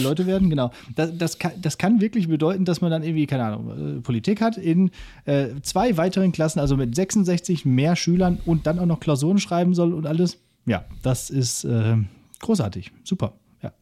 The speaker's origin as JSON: {"language": "German", "region": "Northern Germany", "country": "Germany", "said": "ich komme auch aus dem Norden"}